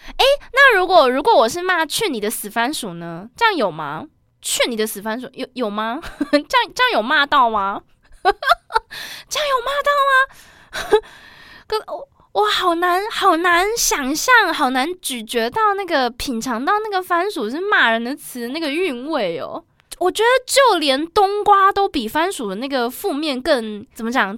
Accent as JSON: {"language": "Chinese", "country": "Taiwan", "tie": "born or raised there", "said": "我是在台湾读书长大的"}